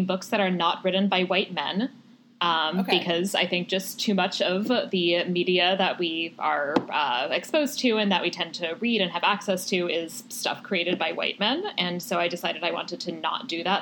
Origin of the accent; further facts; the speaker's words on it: Maryland, United States; I grew up in Maryland, which was a slave state